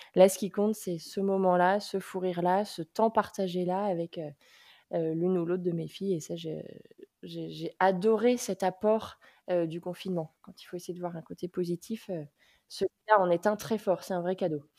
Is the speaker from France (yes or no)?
yes; Nantes, Pays de la Loire, France; Je suis nantaise d'origine, euh, et après avoir fait, mes études, je suis revenue vivre à Nantes